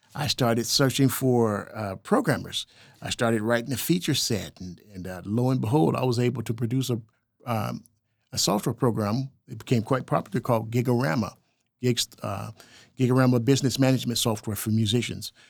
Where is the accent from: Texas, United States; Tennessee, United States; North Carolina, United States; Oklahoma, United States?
Oklahoma, United States; El Reno; growing up in El Reno